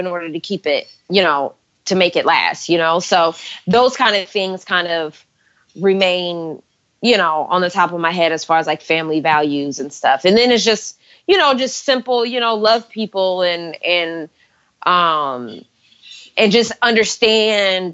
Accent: Stockton, California, United States; I grew up in Stockton, California.

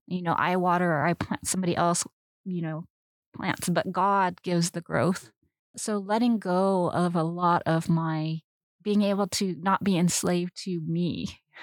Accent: Southern California, United States; I grew up in Southern California

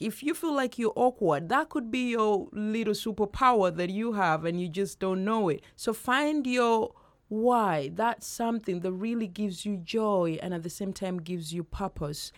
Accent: Uganda; moved away; Uganda, my home country

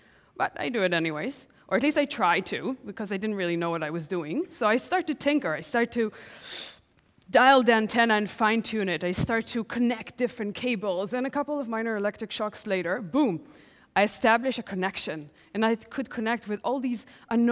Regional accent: Tel Aviv, Tel Aviv District, Israel; I'm 10 years old, home alone in my parents' house in Tel Aviv

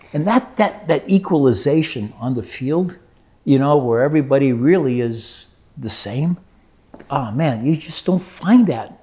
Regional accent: Brazil; moved away; also born or lived in New Jersey; I grew up in Brazil

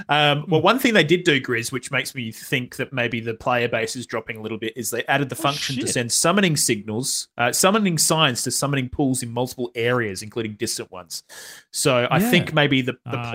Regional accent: Perth, Western Australia, Australia; we're from Perth

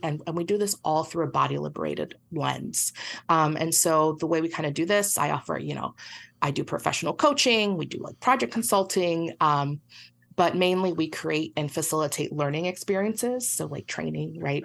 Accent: Puerto Rico; I'm from Puerto Rico

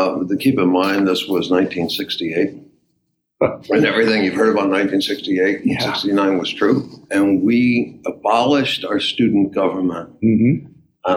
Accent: Waterbury, Connecticut, United States; moved away as an adult; also born or lived in Baltimore area; now in Baltimore, United States; A place called Waterbury, Connecticut

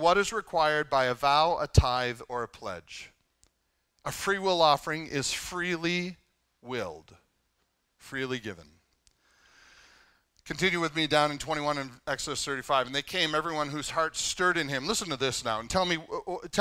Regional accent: Canada; I'm Canadian

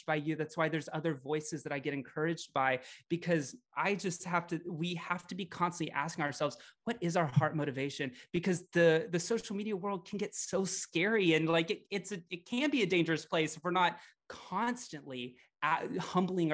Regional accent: Louisiana, United States; also born or lived in Florida; now in Portland, United States; I grew up in the South. I grew up in Louisiana.

